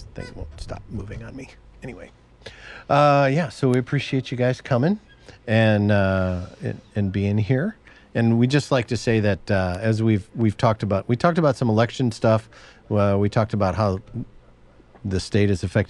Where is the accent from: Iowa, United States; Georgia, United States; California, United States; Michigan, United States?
Michigan, United States; I grew up in Michigan, and across the street from my parents' house was a state park